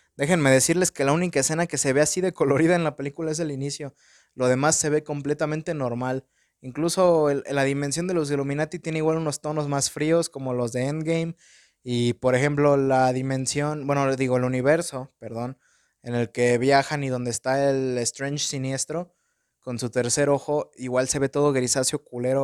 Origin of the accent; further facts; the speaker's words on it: Mexico; tengo mi acento en inglés bien pocho porque soy un pinche mexicano